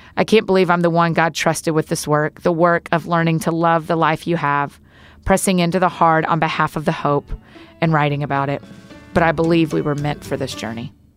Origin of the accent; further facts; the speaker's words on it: the South, United States; as we say in the South